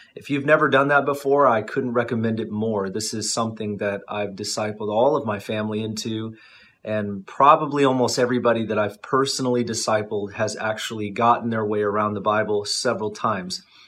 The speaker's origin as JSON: {"language": "English", "country": "United States", "said": "I'm I'm an American."}